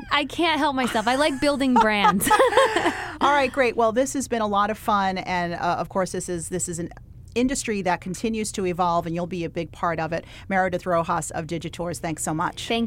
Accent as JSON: {"language": "English", "country": "United States", "tie": "born or raised there", "also_born_or_lived": "Connecticut", "moved": "yes", "lives_now": "Los Angeles, United States", "said": "So I grew up on the East Coast in New York and Connecticut. And you're an NYU gal. I am, yes."}